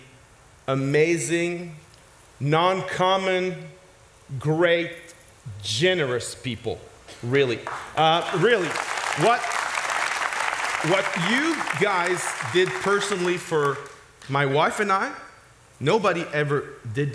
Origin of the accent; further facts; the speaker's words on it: Quebec, Canada; accent: French; first language French; English is a second language; I'm French speaking, but I'm not French. I'm a Quebecois